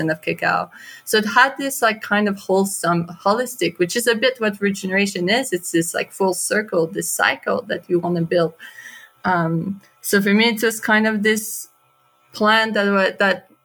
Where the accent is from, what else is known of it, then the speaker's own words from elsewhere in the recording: Canada; moved away; also born or lived in Guatemala; I'm from Canada